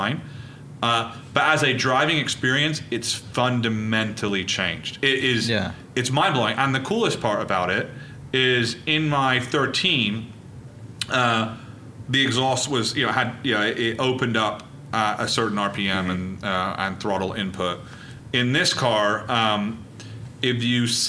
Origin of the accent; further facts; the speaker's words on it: Reading, South East England, United Kingdom; I was born in Reading.